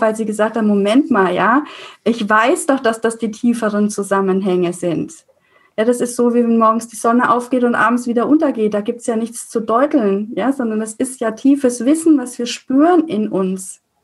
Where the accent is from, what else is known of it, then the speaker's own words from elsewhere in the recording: Franconia, Bavaria, Germany; als Fränkin